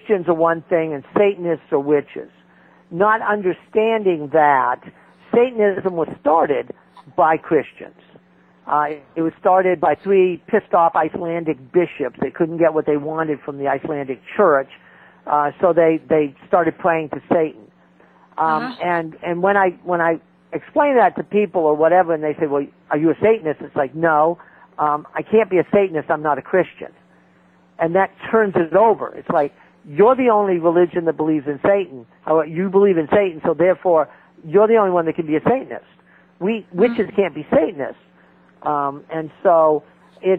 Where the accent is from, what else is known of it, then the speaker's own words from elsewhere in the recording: New Hampshire, United States; I'm a Yankee. I'm from New Hampshire